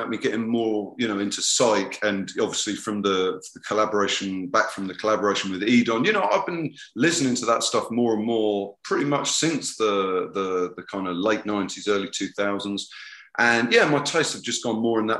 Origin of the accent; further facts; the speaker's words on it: Southampton, South East England, United Kingdom; moved away; also born or lived in Brighton; my hometown of Southampton